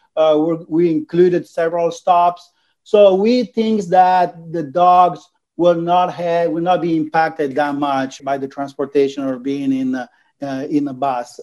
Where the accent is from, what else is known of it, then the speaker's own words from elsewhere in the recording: Venice, Veneto, Italy; English is a second language; I'm from Venice